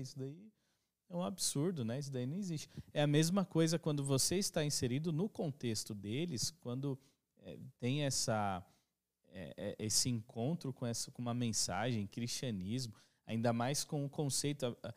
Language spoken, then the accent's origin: Portuguese; Brazil; todos nós somos brasileiros